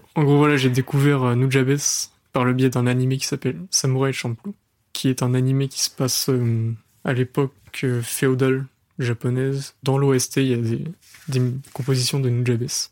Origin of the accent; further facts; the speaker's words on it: Le Mans, Pays de la Loire, France; je suis pas de Paris, je suis du Mans